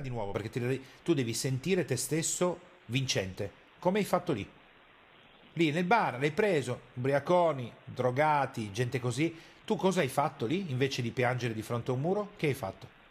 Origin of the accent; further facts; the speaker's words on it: Piedmont, Italy; io sono piemontese e arrivo da quella cultura lì